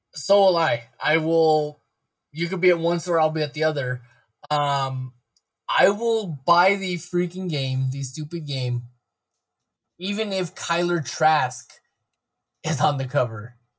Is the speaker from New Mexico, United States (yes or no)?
yes; Mountainair, New Mexico, United States; I was raised in Mountain Air, where the only thing we can draw is cow patties